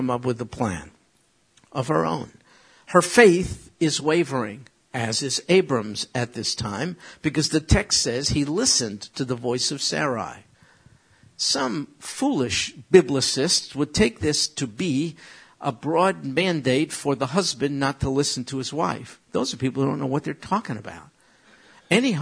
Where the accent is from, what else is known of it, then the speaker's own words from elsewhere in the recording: United States; as an American